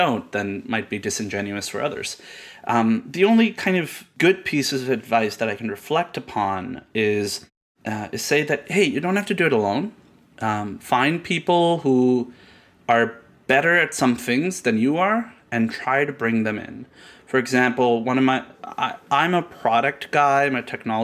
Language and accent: English; Karachi, Sindh, Pakistan; moved away as an adult; now in Canada; I was born in Karachi, Pakistan. And I grew up there. I lived there till I was 19.